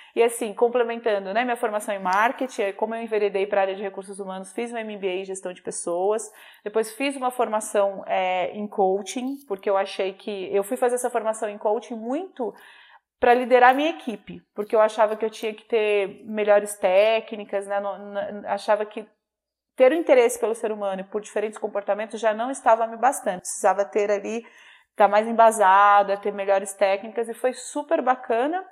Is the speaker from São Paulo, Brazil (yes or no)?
no; Minas Gerais, Brazil; eu sou mineira